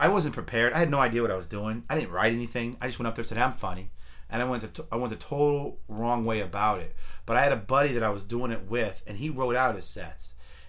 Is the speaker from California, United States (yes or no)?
yes; Fremont, California, United States; Because we're from Fremont.